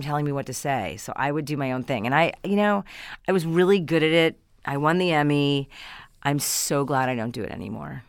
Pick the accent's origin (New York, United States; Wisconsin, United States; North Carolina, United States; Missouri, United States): New York, United States; Hastings-on-Hudson; moved away as an adult; now in California, United States; I come from just outside of New York City, Westchester County. I'm from Hastings on Hudson